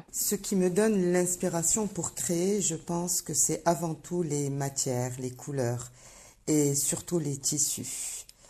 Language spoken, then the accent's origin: French; Morocco; En tant que marocaine